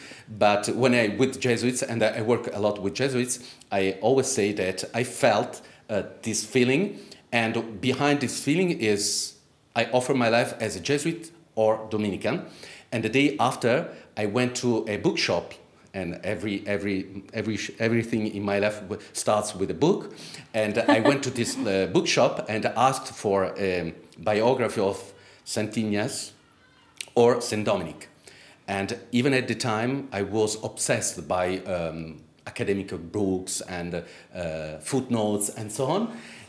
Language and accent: English; Italy; English is a second language; In Italy. I grew up in Italy.